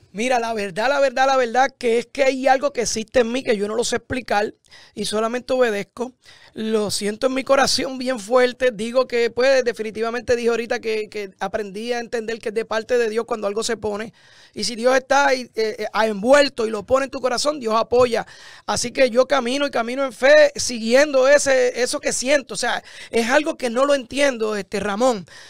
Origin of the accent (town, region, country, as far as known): San Lorenzo, Puerto Rico; born or raised there; moved away as an adult; also born or lived in Florida